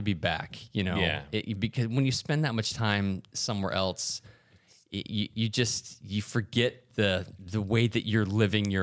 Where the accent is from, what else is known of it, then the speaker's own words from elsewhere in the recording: United States; As an American